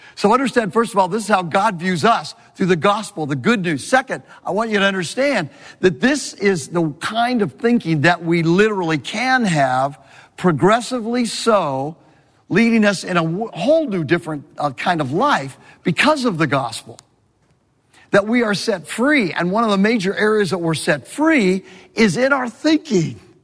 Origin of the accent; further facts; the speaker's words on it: California, United States; moved away; I'm a Californian